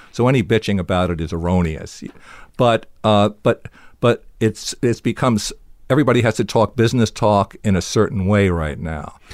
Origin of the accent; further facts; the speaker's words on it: New Jersey, United States; I was from New Jersey